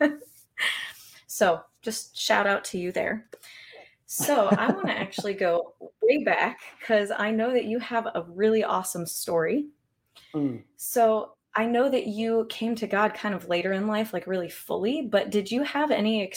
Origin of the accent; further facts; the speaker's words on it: California, United States; moved away as an adult; now in Tennessee, United States; I grew up in California